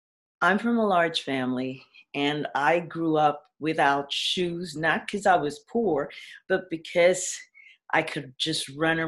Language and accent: English; New York, United States; We grew up in Frederick Douglass projects, 103rd between Broadway, Amsterdam and Columbus. And we grew up in the projects.